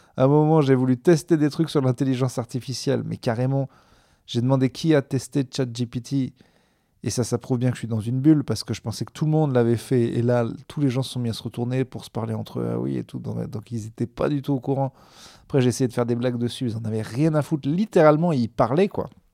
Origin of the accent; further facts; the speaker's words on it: Clermont-Ferrand, Auvergne-Rhône-Alpes, France; now in Bordeaux, France; je suis originaire de Clermont